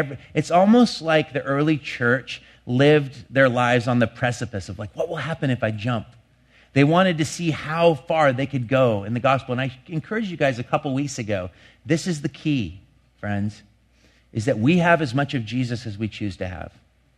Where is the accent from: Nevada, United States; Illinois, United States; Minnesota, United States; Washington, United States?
Washington, United States; Longview; Last year in the town I grew up in Longview, three people died from exposure to cold weather.